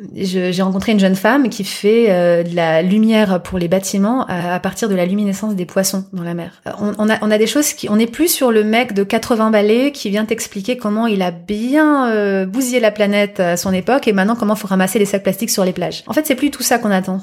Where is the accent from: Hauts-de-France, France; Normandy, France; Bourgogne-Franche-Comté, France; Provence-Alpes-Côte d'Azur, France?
Normandy, France; j'ai été élevée, j'ai grandi en Normandie